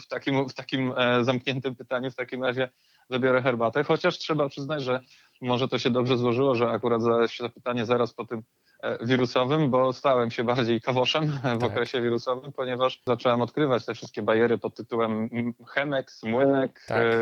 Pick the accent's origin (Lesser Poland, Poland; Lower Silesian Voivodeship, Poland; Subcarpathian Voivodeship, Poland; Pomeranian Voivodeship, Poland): Pomeranian Voivodeship, Poland; Gdynia; ja po prostu jestem z Gdyni od zawsze